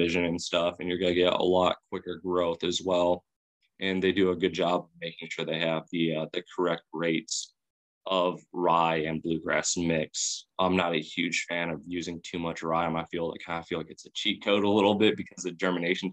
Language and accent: English; Chicago, Illinois, United States; I'm from Chicago